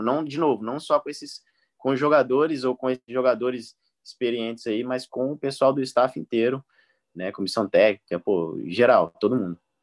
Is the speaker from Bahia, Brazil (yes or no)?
no; Palmas, Tocantins, Brazil; moved away